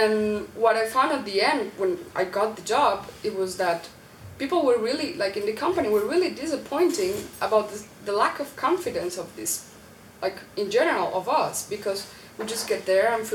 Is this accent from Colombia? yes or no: yes; Colombia; moved away; I came from Colombia